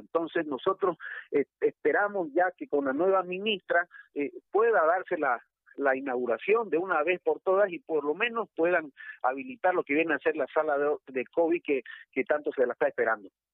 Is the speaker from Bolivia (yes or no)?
yes; Montero, Santa Cruz, Bolivia; Montero es, es, Bolivia, Montero también somos bolivianos